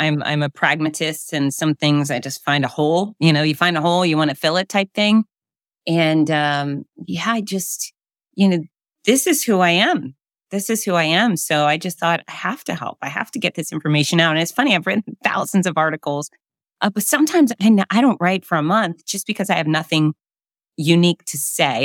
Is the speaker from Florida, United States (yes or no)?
yes; Florida, United States; I'm born and raised in Florida.